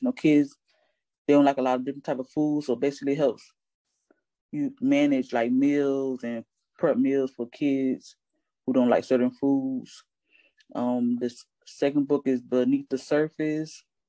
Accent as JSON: {"language": "English", "town": "Hollywood", "region": "Florida", "country": "United States", "tie": "born or raised there", "said": "I was born and raised in Hollywood, Florida"}